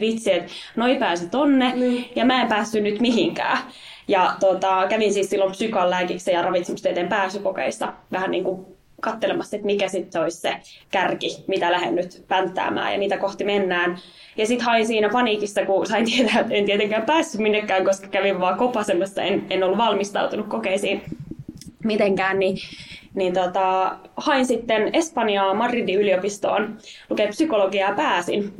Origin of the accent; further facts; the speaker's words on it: Riihimäki, Kanta-Häme, Finland; moved away as an adult; Olen siellä rakkaan kotikaupunkini niin myös valtuutettu